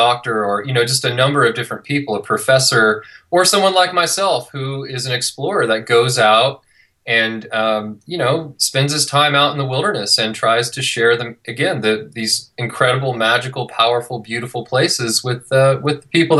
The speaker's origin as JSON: {"language": "English", "area": "near Yosemite National Park", "region": "California", "country": "United States", "tie": "born or raised there", "moved": "as an adult", "lives_now": "Utah, United States", "said": "I grew up in California, came out to ski in Utah about 20 years ago, and just never left"}